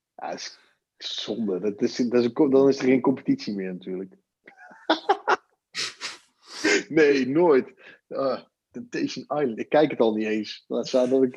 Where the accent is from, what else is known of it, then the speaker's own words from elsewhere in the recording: Netherlands; als Nederlander, als kiezer